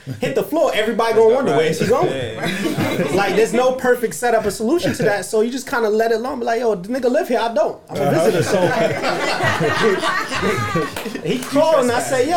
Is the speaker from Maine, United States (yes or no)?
no; New York City, New York, United States; I'm from Flatbush. I talk with my hands